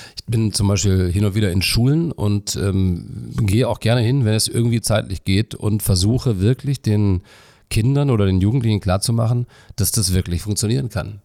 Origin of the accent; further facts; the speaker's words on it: Melle, Lower Saxony, Germany; moved away as an adult; also born or lived in Cologne; ich bin ja in einer niedersächsischen Kleinstadt groß geworden in Melle und da bei Osnabrück